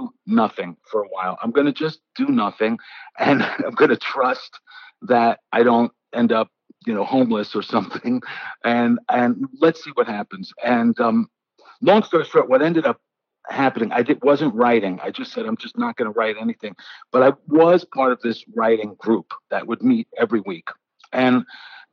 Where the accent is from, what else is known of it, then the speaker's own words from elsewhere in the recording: New York City, New York, United States; I was born and raised in the Bronx